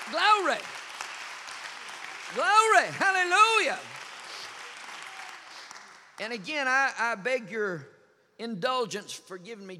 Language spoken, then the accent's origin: English; United States; I'm from Knox County